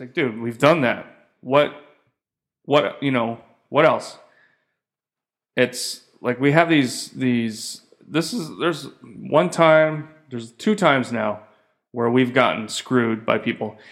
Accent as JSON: {"language": "English", "country": "United States", "moved": "as an adult", "said": "being American, three kids and stuff"}